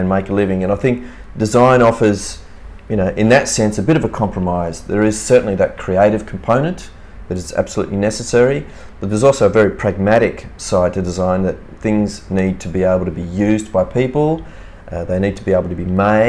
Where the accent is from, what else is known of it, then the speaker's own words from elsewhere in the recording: Cooma, New South Wales, Australia; also born or lived in Milan, Italy; my parents are Italian and they migrated to Australia in the 50s. I was born here in Cooma in the Snowy Mountains